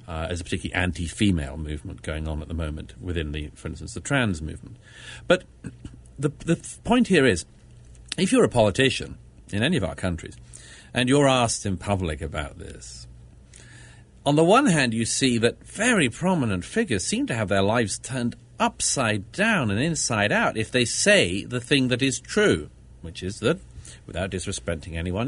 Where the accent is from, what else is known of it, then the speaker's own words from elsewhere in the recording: London, United Kingdom; I'm from Britain uh, born and brought up in London